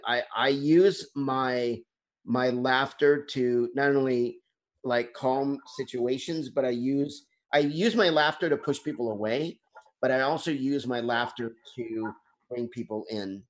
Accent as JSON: {"language": "English", "town": "Bentonville", "region": "Arkansas", "country": "United States", "tie": "born or raised there", "said": "my hometown is um, bentonville arkansas"}